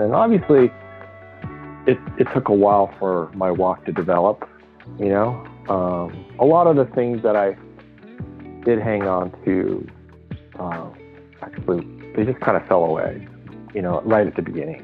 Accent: Los Angeles, California, United States; I was born here, but my parents are both from Japan

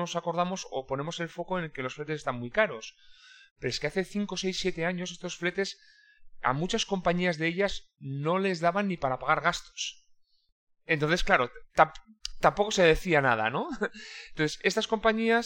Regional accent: Irún, Basque Country, Spain; yo soy de Irún, que es una pequeña ciudad fronteriza

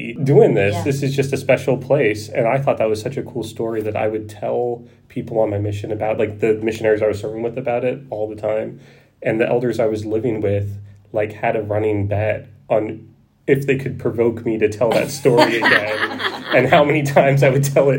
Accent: outside of Philadelphia, Pennsylvania, United States; moved away; I grew up outside of Philadelphia

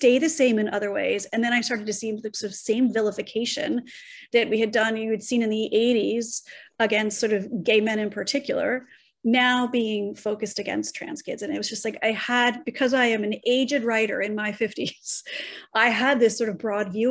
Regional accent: Los Angeles, California, United States; moved away as an adult; now in New York City, United States; growing up in Los Angeles

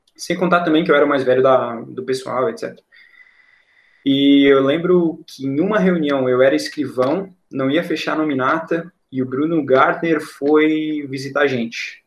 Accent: Balneário Camboriú, Santa Catarina, Brazil; also born or lived in Passo Fundo, Rio Grande do Sul; Eu vim morar em Balneário Camboriú quando eu tinha aproximadamente uns seis anos, cinco para seis anos, no ano de 2002. E desde então eu cresci aqui

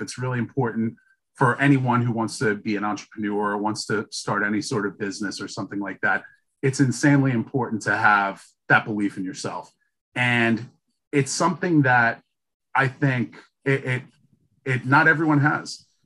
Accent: New York City, New York, United States; now in Boston, United States; I'm from Brooklyn

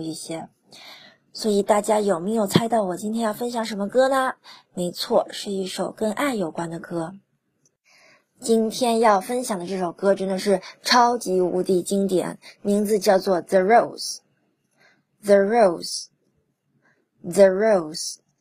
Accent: China; 我们中国人总是喜欢把各种节日都过成情人节

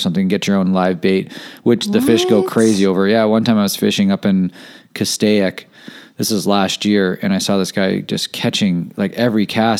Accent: Canada; now in California, United States; I'm from Canada, and I fished in Canada

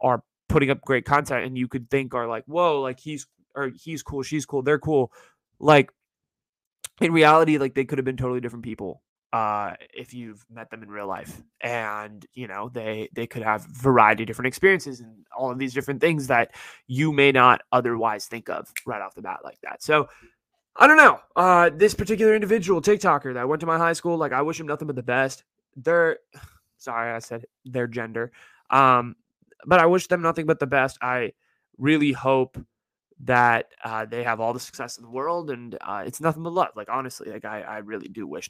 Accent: Silicon Valley, California, United States; I grew up in the Silicon Valley.

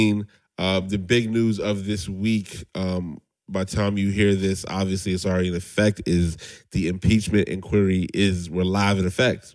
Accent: Arizona, United States; moved away; And I'm from Arizona

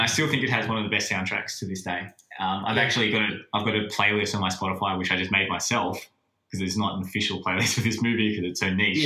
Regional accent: Sydney, New South Wales, Australia; also born or lived in Coogee; growing up when I was in Bexley, like, living nowhere near the beach, Cronulla's the closest.

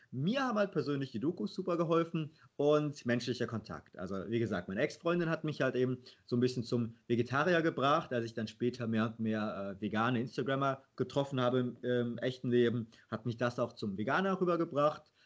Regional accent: Leverkusen, North Rhine-Westphalia, Germany; ich bin in Leverkusen aufgewachsen

